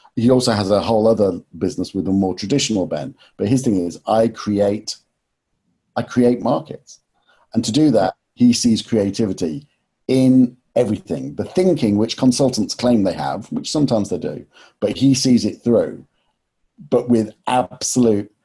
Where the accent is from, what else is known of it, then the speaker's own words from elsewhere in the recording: Nottingham, East Midlands, United Kingdom; moved away; also born or lived in London; I was from Nottingham and didn't go to university